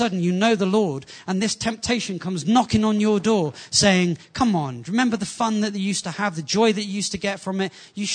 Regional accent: England, United Kingdom; Being from an English culture, before I got saved, it was fairly normal

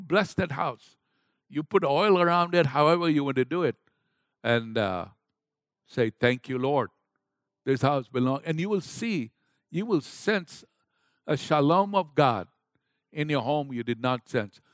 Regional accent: Kenya; moved away; I was raised up in Kenya, Africa

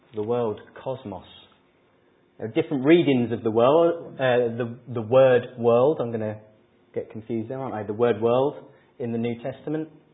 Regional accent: England, United Kingdom; we're English

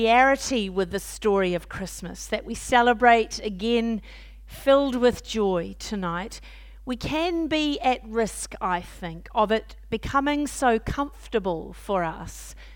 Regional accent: New Zealand; moved away as an adult; also born or lived in Auckland, New Zealand; now in Kent, United Kingdom; I was Dean of the Cathedral in Auckland this time last year, that will help you know we're from Aotearoa, New Zealand

